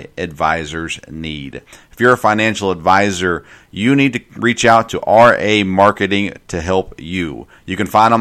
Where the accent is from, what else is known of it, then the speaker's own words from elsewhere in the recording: Nashville, Tennessee, United States; I grew up in Nashville, so we'd go to AAA games a lot in Nashville on Saturday nights